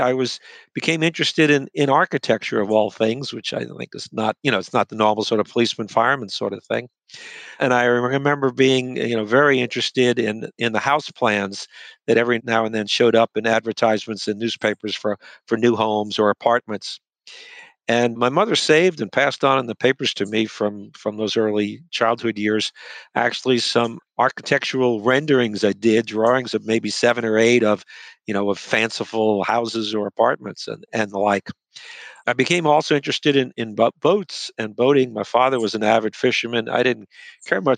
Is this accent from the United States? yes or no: yes; New York City, New York, United States; moved away as an adult; also born or lived in Ann Arbor, Michigan; now in Washington, D.C., United States; I was born and grew up in New York City